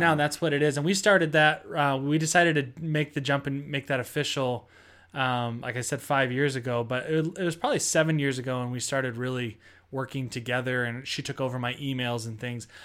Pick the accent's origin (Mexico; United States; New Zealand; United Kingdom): United States; Seattle, Washington; moved away; I'm from Seattle and my family's from there still